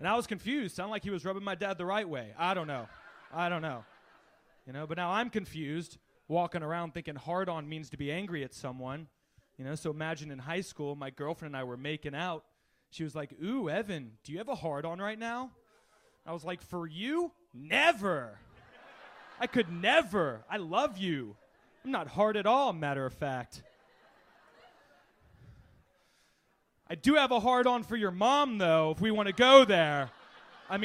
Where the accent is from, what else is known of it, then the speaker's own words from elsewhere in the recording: the South, United States; I'm originally from the South